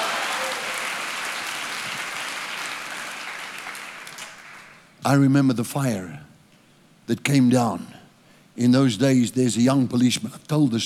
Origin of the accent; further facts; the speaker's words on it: South Africa; I'm a South African.